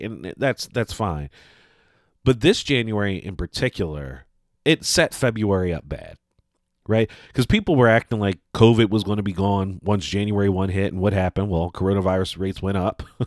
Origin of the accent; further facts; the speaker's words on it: Northeast, United States; growing up in the Northeast